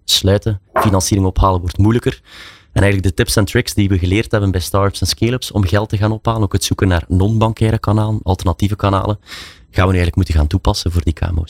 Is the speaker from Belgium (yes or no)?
yes; Belgium; zoals we dat zeggen in België